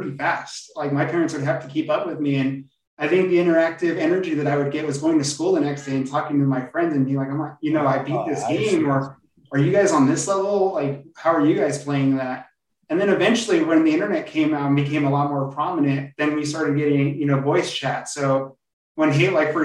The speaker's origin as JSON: {"language": "English", "town": "Covina", "region": "California", "country": "United States", "tie": "born or raised there", "said": "I grew up in a little town in Southern California called Covina."}